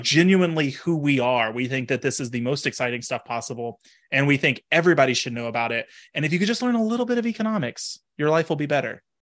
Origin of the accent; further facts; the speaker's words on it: Texas, United States; moved away as an adult; also born or lived in Washington; now in Pennsylvania, United States; I grew up in Texas, went to Washington for grad school